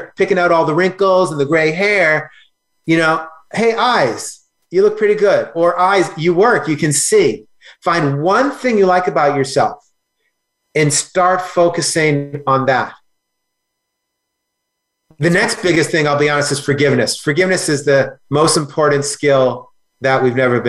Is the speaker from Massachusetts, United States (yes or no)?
yes; Boston, Massachusetts, United States; also born or lived in Los Angeles, United States; now in Austin, United States; I grew up in Boston, lived 20 years in LA. I'm in Austin, Texas.